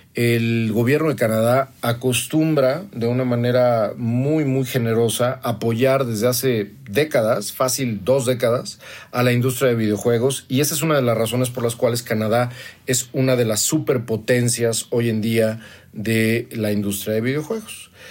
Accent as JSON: {"language": "Spanish", "town": "Toluca", "region": "State of Mexico", "country": "Mexico", "said": "la colonia Sánchez, que es donde vengo en la ciudad de Toluca, Estado de México, donde estudié la preparatoria"}